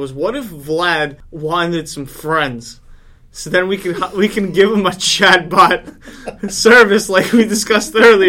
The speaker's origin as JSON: {"language": "English", "town": "New York City", "region": "New York", "country": "United States", "said": "I'm from Brooklyn. We call that beef, son."}